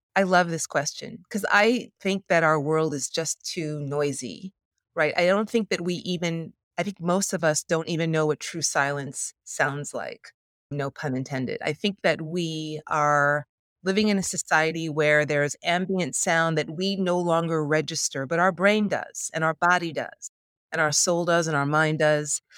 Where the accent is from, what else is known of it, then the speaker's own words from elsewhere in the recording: New York City, New York, United States; I'm a New Yorker